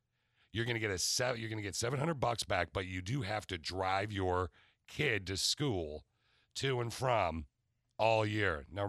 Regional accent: Lansing, Michigan, United States; All right, so I was born and raised in the Lansing area.

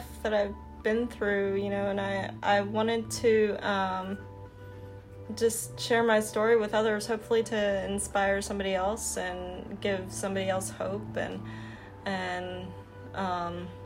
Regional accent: New Jersey, United States; moved away as an adult; now in Mississippi, United States; So originally I'm from New Jersey, and pretty much, you know, I'm adopted, but pretty much, you know, that's all I've ever known is New Jersey

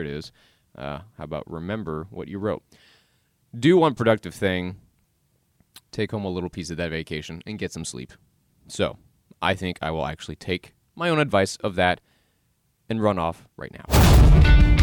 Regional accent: the South, United States; I was born and raised in the South

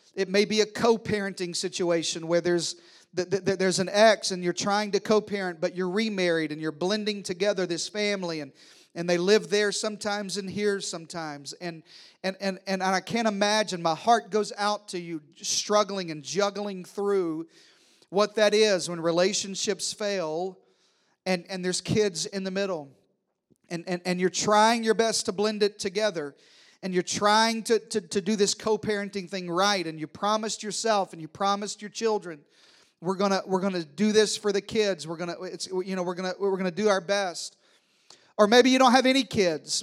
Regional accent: the South, United States; I'm from the South

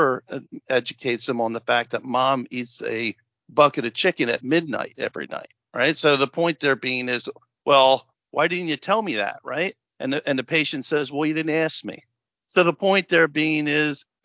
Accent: New Jersey, United States; we're both from Jersey

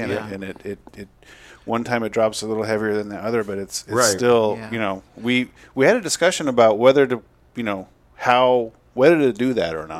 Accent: Seattle, Washington, United States; I'm the first generation on the West Coast. We come from the Deep South, Confederate both sides.

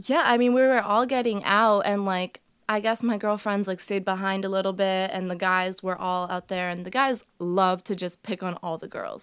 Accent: Massachusetts, United States; born or raised there; first language Portuguese; English is a second language; also born or lived in Medford / Waltham / Billerica / Burlington

